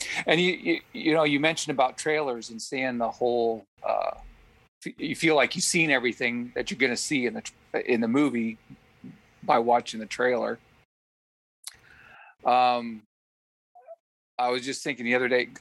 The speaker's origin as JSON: {"language": "English", "town": "Pleasantdale", "region": "Nebraska", "country": "United States", "tie": "born or raised there", "also_born_or_lived": "Lincoln, Nebraska", "said": "I was born in Lincoln, Nebraska, which is Nebraska's capital city. Mm-hmm. When I was 11 years old, we moved to Pleasantdale, and that's the little town with a little over 200. And so I primarily did my growing up in a small town"}